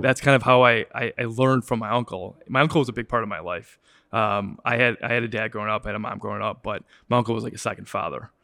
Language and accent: English; Wilmette, Illinois, United States; also born or lived in Chicago; I grew up in Wilmette